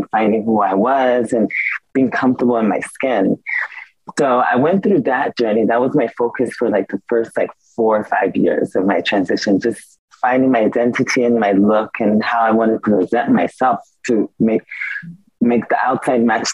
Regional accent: San Diego, California, United States; also born or lived in Milan; growing up in California

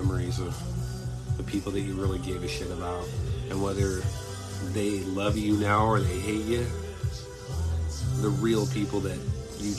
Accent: Irvine, California, United States; growing up in Irvine was pretty awesome

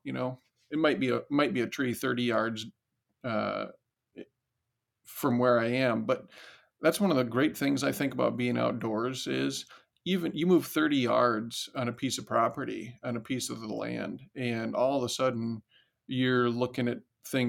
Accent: Decorah, Iowa, United States; I grew up in Northeast Iowa, a little town called Decorah

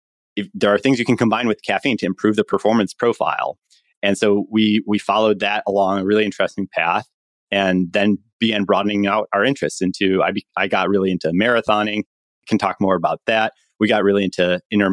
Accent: Chicago, Illinois, United States; moved away as an adult; also born or lived in Stanford, California; I'm from Chicago, went to public school in Chicago

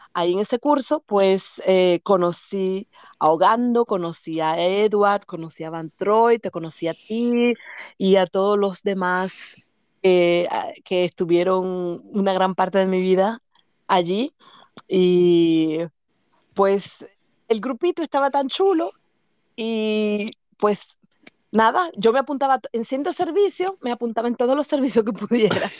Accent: Santo Domingo, Distrito Nacional, Dominican Republic; moved away as an adult; now in Germany; nací en Santo Domingo, en el que se llamaba antes Centro Médico Nacional

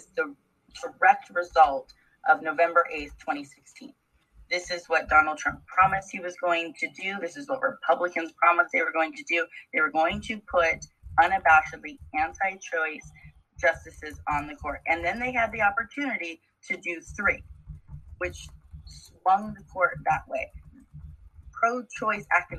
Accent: Washington, United States; my home state of Washington State

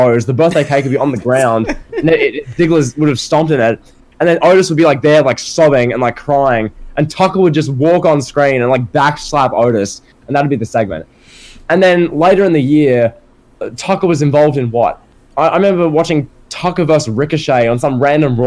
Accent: Australia; I'm Australian

